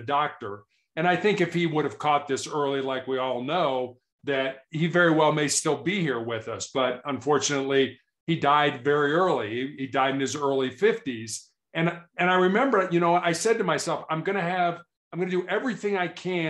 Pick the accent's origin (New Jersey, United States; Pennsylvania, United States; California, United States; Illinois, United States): Illinois, United States; Chicago; I was born and raised in Chicago, which is a large city in the United States.